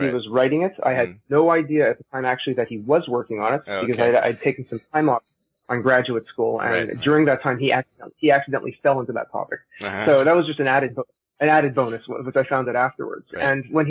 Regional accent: Montreal, Quebec, Canada; accent: Canadian; moved away; I'm originally from Canada, from Montreal. So if my accent sounds funny, it's because I'm Canadian.

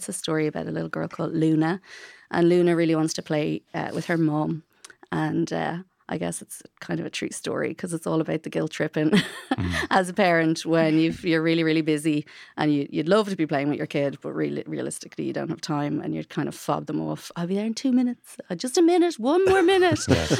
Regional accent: Bray, Leinster, Ireland; I'm from Bray

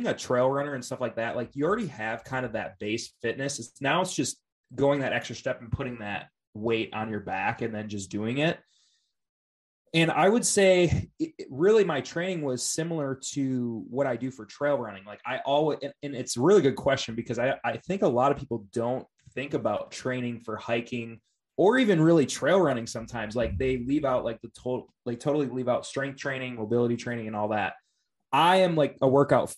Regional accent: Wisconsin, United States; moved away as an adult; now in Oregon, United States; I was raised in the Midwest, Wisconsin, actually

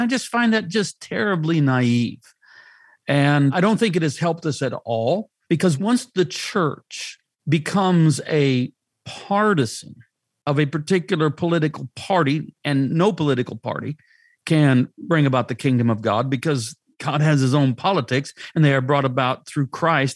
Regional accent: United States; I'm an American. I have an American passport.

